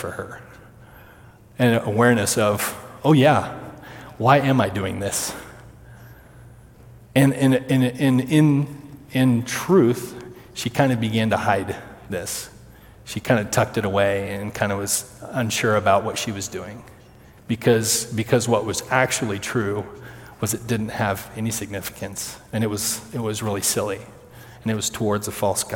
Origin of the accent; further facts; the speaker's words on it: Kansas, United States; I'm from Kansas